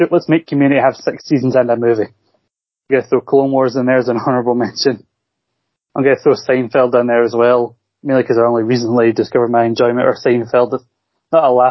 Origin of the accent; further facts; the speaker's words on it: Scotland, United Kingdom; I'm Scottish